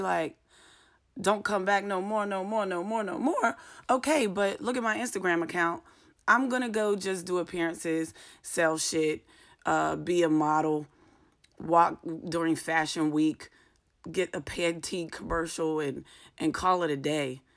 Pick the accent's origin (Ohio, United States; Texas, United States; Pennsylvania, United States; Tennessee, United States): Pennsylvania, United States; Pittsburgh; moved away; Pittsburgh, in my hometown